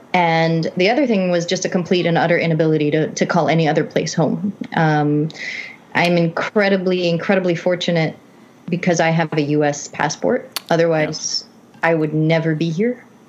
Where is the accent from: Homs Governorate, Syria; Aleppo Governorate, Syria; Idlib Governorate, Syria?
Aleppo Governorate, Syria; Aleppo; moved away as an adult; now in New York, United States; I spent the first 18 years of my life in Halab, but my father had a passport when I was born. So I'm a natural born U.S. citizen.